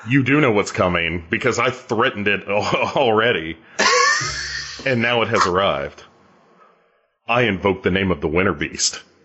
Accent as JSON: {"language": "English", "country": "United States", "said": "I'm an American"}